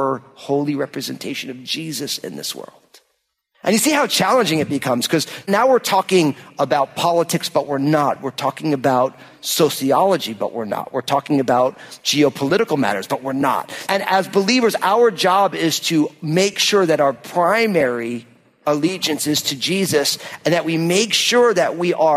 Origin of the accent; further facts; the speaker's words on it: United States; I am proud to be an American